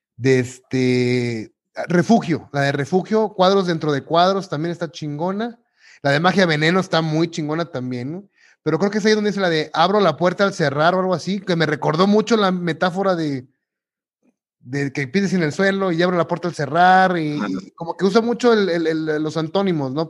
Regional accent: Mexico; como buen mexicano

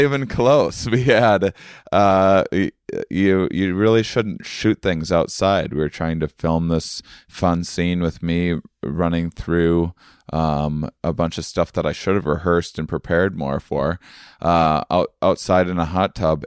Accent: Onalaska, Wisconsin, United States; moved away; my hometown of of uh, Onalaska, Wisconsin

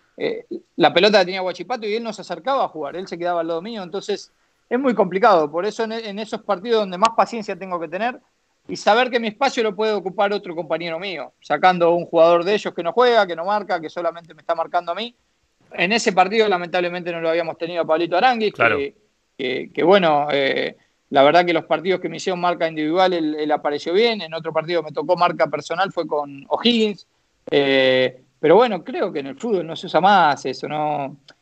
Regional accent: Argentina; moved away as an adult; also born or lived in China; estaba en mi país, que estaba bien, que estaba con, mi familia, con mis amigos

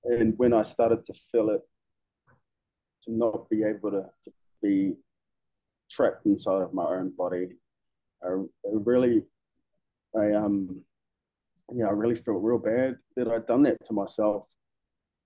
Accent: Masterton, Wellington, New Zealand; moved away as an adult; now in Melbourne, Australia; I am originally from Aotearoa, a small city about an hour and a half north of Wellington, which is famously known for sheep shearing competition

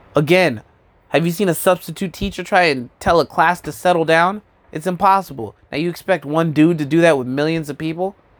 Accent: Albuquerque, New Mexico, United States; now in Brooklyn, United States; I'm from New Mexico.

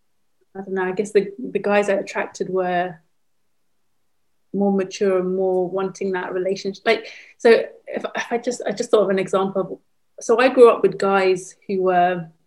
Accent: London, United Kingdom; In London.

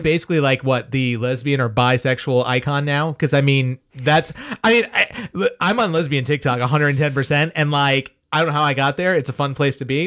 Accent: United States; as an American

